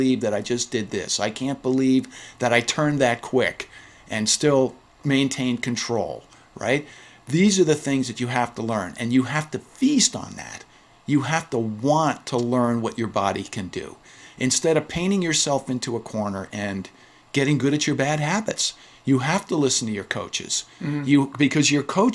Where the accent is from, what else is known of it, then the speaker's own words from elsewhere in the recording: New York City, New York, United States; I'm a Flushing guy. Inner city and Flushing